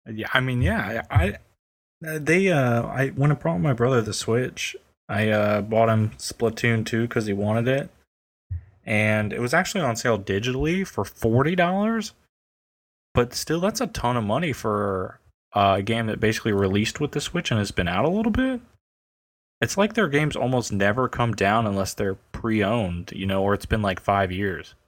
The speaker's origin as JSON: {"language": "English", "country": "United States", "said": "I'm American"}